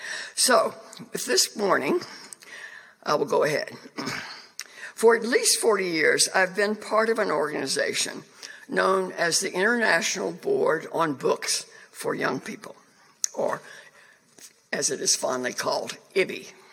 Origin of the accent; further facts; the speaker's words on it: China; born there; I was born in China, not Cuba.